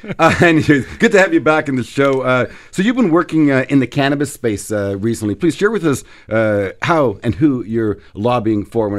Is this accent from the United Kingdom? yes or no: no; Canada; as a Canadian